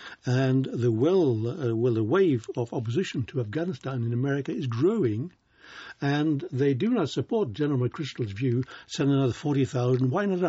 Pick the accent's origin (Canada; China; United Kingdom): United Kingdom; as a British citizen, you paid 20 marks to get in.